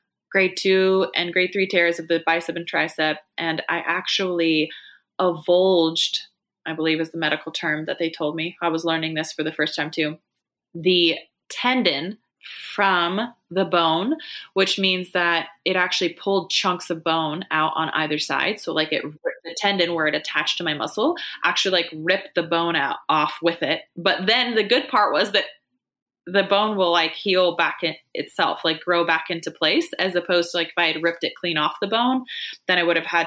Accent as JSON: {"language": "English", "region": "Washington", "country": "United States", "said": "I'm from Washington State"}